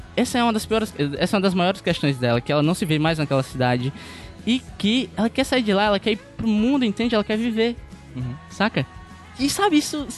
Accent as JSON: {"language": "Portuguese", "town": "Pacatuba", "region": "Ceará", "country": "Brazil", "tie": "born or raised there", "said": "eu tenho 22 anos, eu passei praticamente 22 anos da minha vida na Pacatuba"}